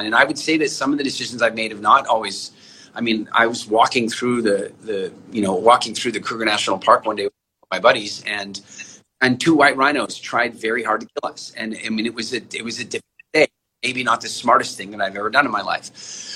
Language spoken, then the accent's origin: English; Canada; moved away; also born or lived in South Africa / England; I'm originally from South Africa, but I grew up largely in Canada